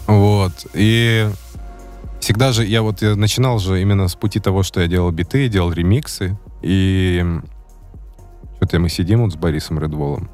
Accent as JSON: {"language": "Russian", "town": "Baranovichi", "region": "Brest Region", "country": "Belarus", "tie": "born or raised there", "said": "родился в одном городе, где родились э, а, НК и Юник"}